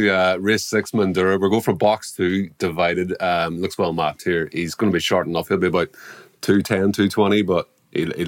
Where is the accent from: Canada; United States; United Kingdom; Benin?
United Kingdom; Northern Ireland; now in Melbourne, Australia; my hometown's like 15,000 people.